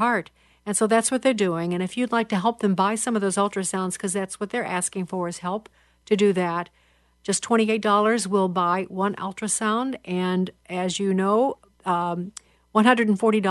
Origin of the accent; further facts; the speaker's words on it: Chicago, Illinois, United States; an activist in my hometown of Chicago